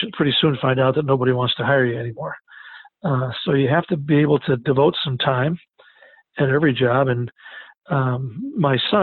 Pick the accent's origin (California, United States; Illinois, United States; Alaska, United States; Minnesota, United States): Minnesota, United States; Lake Benton; moved away as an adult; also born or lived in Rapid City, South Dakota / Edina, Minnesota / Madison, South Dakota; now in Sioux Falls, United States; I'm originally from Lake Benton, Minnesota, where I played for my dad